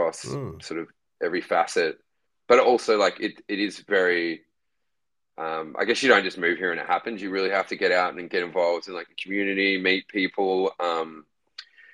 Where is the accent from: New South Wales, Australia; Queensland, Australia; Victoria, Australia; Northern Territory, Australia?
New South Wales, Australia; Newcastle; I was actually born in Newcastle